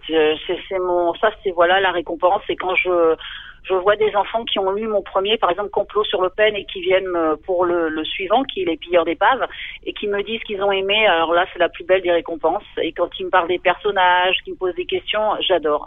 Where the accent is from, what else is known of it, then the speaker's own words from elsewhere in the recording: Concarneau, Brittany, France; also born or lived in Quimper; je suis originaire de Concarneau donc euh, une station balnéaire de, de, Bretagne. Et euh, donc j'ai vécu là-bas et puis à Quimper aussi